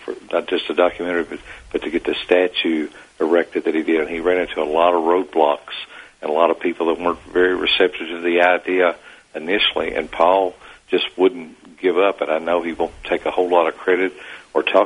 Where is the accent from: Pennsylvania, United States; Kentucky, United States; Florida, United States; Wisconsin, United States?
Kentucky, United States; Danville; growing up in Danville, African Americans, we'd always been around